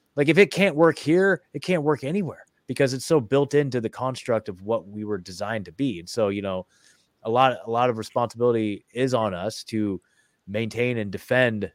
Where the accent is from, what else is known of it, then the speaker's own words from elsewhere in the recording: Oregon, United States; I'm from Oregon